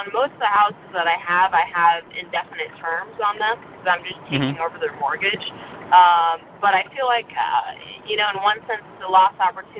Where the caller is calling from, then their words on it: Las Vegas, Nevada, United States; I am in Vegas.